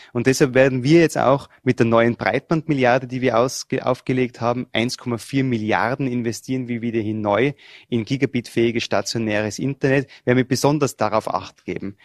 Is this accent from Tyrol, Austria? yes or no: yes; Tyrol, Austria; Ich komme aus Tirol und die Tiroler und die Vorarlberger sind sich ja bei der Mentalität nicht so fern